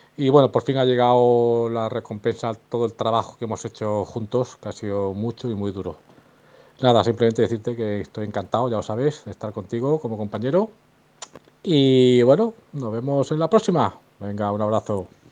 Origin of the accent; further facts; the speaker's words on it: Extremadura, Spain; yo soy un extremeño